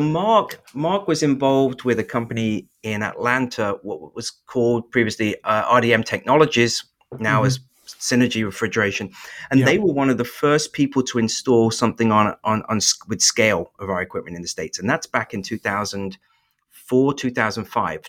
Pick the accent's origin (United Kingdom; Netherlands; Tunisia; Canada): United Kingdom; England; moved away as an adult; now in North Carolina, United States; I was born in England